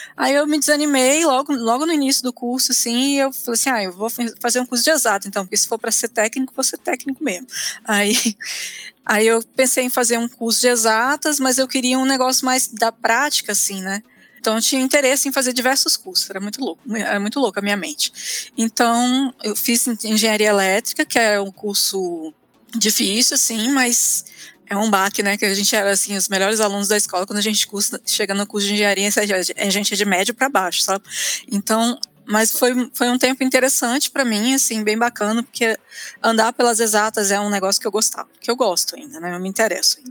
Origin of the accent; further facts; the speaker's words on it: Brasília, Federal District, Brazil; moved away as an adult; also born or lived in Rio de Janeiro; now in Curitiba, Brazil; eu sou de Brasília